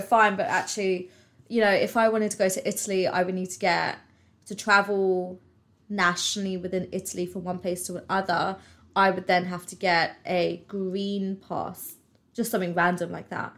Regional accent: United Kingdom; I'm British

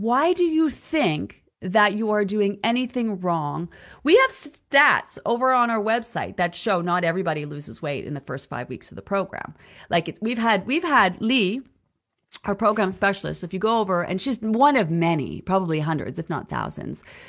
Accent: Peterborough, Ontario, Canada; Peterborough, Ontario. That's my hometown. That's where I was born, Peterborough, Ontario.

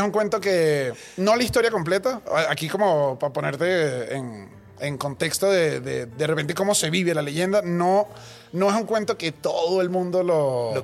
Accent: Caracas, Capital District, Venezuela; yo soy de Caracas

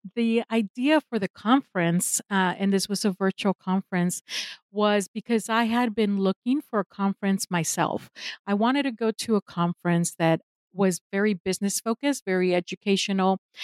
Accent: Mexico; now in United States; I am in the United States, although I am originally from Mexico. I am based in the US. This is where I got my education and I stayed here

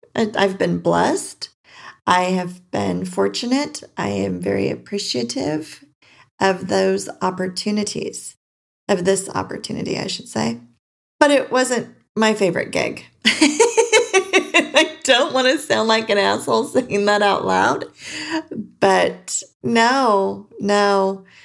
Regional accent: California, United States; moved away as an adult; now in Arizona, United States; I was born and raised in California and recently moved to Arizona.

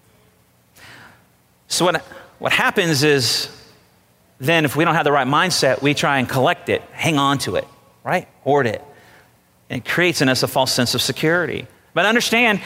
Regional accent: United States; I'm an American

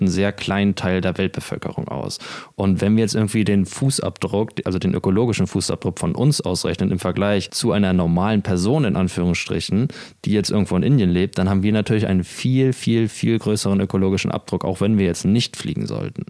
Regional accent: Kiel, Schleswig-Holstein, Germany; moved away; Ich begrüße euch aus Kiel, der schönen Ostseeküste Deutschlands. Wir sind hier gerade bei meinen Eltern zu Besuch und ich bin richtig happy, wieder in meiner Heimat zu sein.

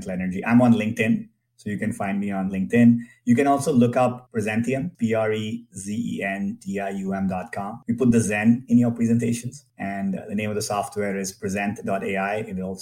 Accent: India; moved away as an adult; now in Silicon Valley, United States; I grew up in India in a middle-class family

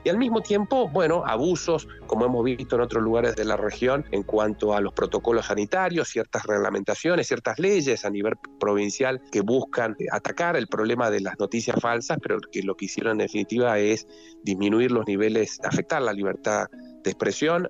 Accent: Argentina; en un país como la Argentina

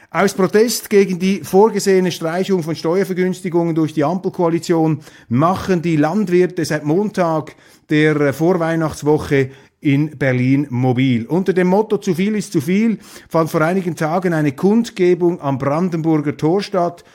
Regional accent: Switzerland; wir Schweizer

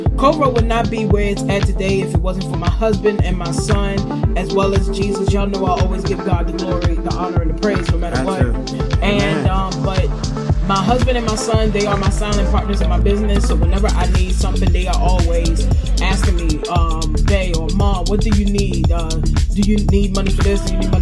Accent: Farmville, Virginia, United States; my hometown of Farmville, Virginia.

